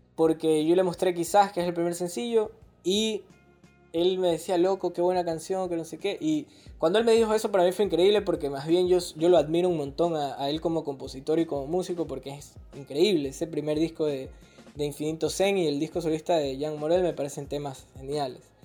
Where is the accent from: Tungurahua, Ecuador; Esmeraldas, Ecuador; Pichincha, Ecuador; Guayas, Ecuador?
Guayas, Ecuador; Guayaquil; somos de puerto